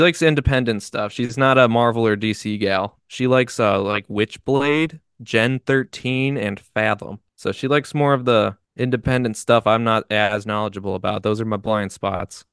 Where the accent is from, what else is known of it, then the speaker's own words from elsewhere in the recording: United States; we're American